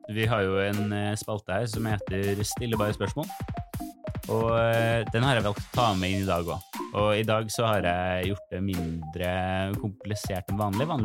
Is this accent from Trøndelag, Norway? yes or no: yes; Trøndelag, Norway; Jeg trønder. Jeg trønder.